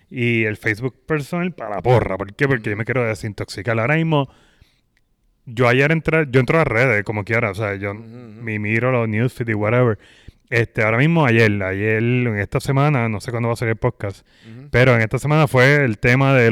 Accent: Puerto Rico; moved away; Yo salí de Puerto Rico, estoy hablando que yo salí creo que fue jueves o viernes mm. y llegué domingo o lunes acá.

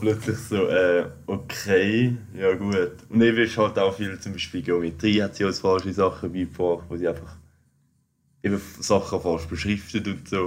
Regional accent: Switzerland; als Schweizer sind wir

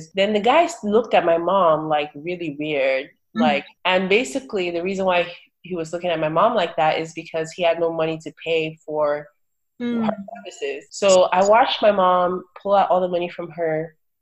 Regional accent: Port Harcourt, Rivers State, Nigeria; also born or lived in Owerri, Imo State, Nigeria; now in United States; I grew up in Nigeria. I grew up in Port Harcourt, Nigeria, and I went to boarding school in Owerri, Imo State

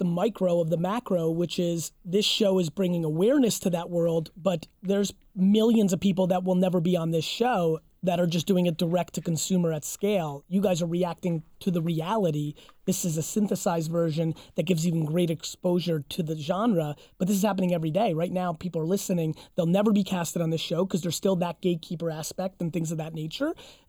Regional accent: Belarus; born there; I was born in Belarus.

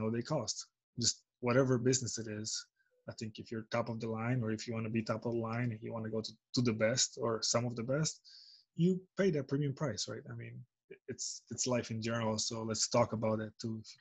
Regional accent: Romania; moved away; in my home country, Romania

